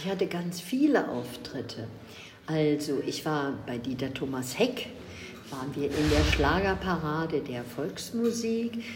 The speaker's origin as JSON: {"language": "German", "region": "Berlin", "country": "Germany", "tie": "born or raised there", "said": "Ich komme aus Berlin. Ich bin eine waschechte Berlinerin"}